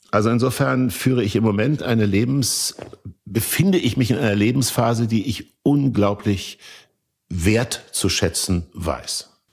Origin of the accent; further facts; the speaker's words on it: Kassel, Hesse, Germany; da, wo ich aufgewachsen bin, in Kassel